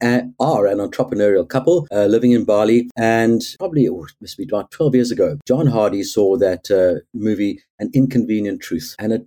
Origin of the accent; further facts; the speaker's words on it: Cape Town, Western Cape, South Africa; born and raised in Cape Town, went to school here